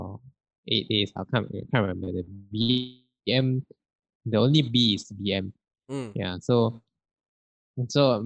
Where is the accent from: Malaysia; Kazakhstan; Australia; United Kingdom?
Malaysia; Ampang, Selangor; was born in Ampang and I grew up in Ampang as well